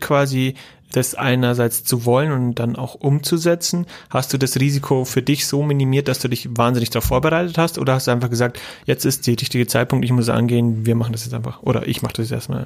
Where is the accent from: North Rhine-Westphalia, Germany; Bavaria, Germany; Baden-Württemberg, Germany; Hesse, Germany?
Bavaria, Germany; accent: Franconian; Eher Fränkisch